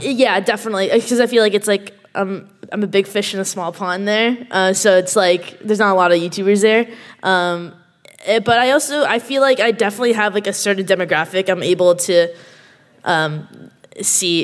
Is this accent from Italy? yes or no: no; Canada; I'm Canadian. Uh, I know you can't tell by my accent